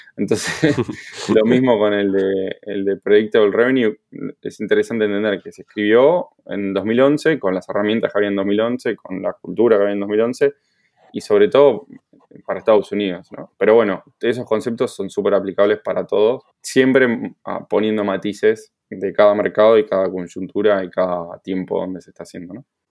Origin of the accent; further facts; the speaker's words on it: Buenos Aires, Argentina; moved away as an adult; now in Barcelona, Spain; Soy de Buenos Aires